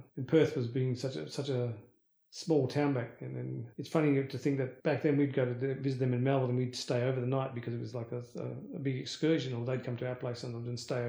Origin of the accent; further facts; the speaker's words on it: India; moved away; Yeah, because we came over from India with a sweet tooth, and it's surprising I actually still have teeth now because we used to have so much sugar in our diets.